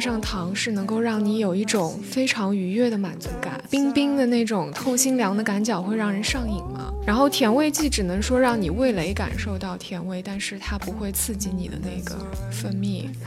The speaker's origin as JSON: {"language": "Chinese", "country": "China", "said": "我们中国人"}